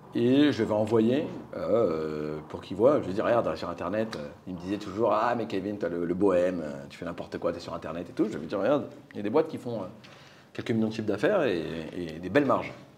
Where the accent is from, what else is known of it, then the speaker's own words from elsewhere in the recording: Normandy, France; also born or lived in Paris; de 0 à 9 à Paris. Euh, et puis après, mes parents ont déménagé en Normandie euh, parce qu'ils en avaient marre du rythme de la vie parisienne. Et j'ai fait 5 ans en Normandie